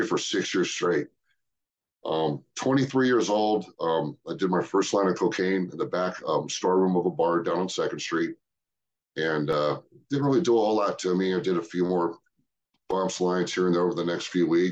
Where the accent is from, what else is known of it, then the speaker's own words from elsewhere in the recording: Cerritos, California, United States; I grew up in Cerritos